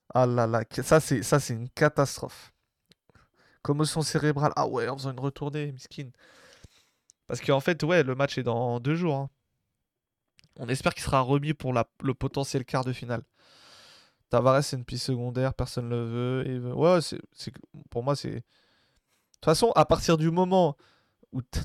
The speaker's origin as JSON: {"language": "French", "country": "Algeria", "also_born_or_lived": "Marseille", "said": "je suis algérien"}